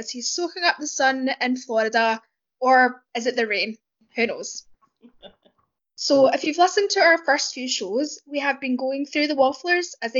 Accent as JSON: {"language": "English", "region": "Scotland", "country": "United Kingdom", "accent": "Scottish", "said": "my accent is from north of the border"}